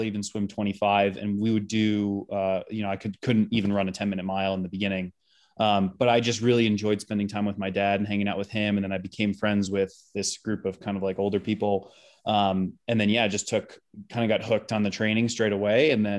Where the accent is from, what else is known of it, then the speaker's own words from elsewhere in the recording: Illinois, United States; I grew up outside of Chicago. So kind of just a little suburb out there.